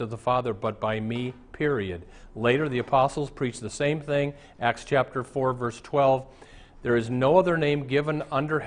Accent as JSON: {"language": "English", "town": "Omaha", "region": "Nebraska", "country": "United States", "tie": "born or raised there", "moved": "yes", "said": "I went to Omaha, my hometown"}